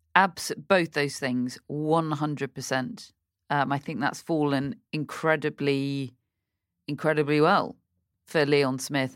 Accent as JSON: {"language": "English", "country": "United Kingdom", "said": "as a British person"}